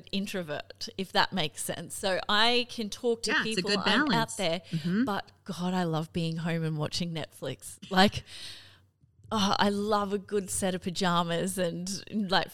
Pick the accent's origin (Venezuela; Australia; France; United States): Australia; Cairns, Queensland; now in Brisbane, Australia; I'm from Cairns originally, I'm gonna fly home to Cairns